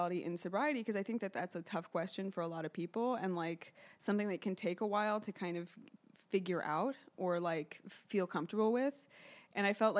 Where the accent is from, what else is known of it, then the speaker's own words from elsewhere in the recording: New York City, New York, United States; I grew up here in New York City